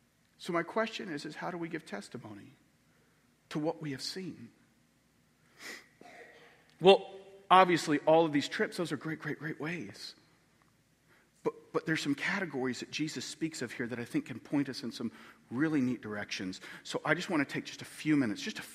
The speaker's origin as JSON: {"language": "English", "region": "Texas", "country": "United States", "moved": "yes", "lives_now": "North Dakota, United States", "said": "I come from Texas"}